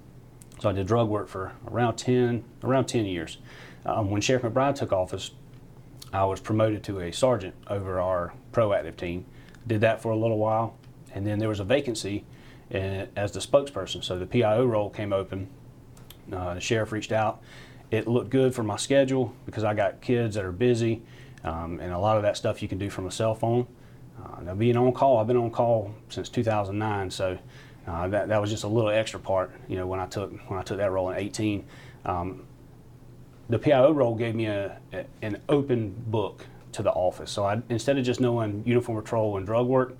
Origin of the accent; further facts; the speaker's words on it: Belton, South Carolina, United States; I grew up in Belton. So just down the road from downtown Anderson, about 12 minutes. Been there just about my whole life.